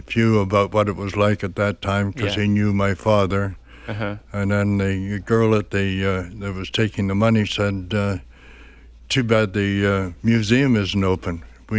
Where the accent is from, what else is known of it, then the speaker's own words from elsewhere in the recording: Western Canada, Canada; also born or lived in Chicago; Well, I was born in Chicago to start with, and my parents were Canadian, and my father just happened to be working there at the time, and I was taken back into Canada basically when I was, well, even before I was a year old. And I've lived out west most of my life